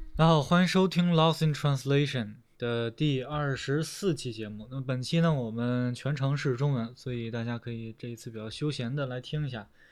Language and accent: Chinese; China; also born or lived in Shanghai; 就是我们中国人不说这些是吧？我们中国人说什么呀？说得很实在是吧？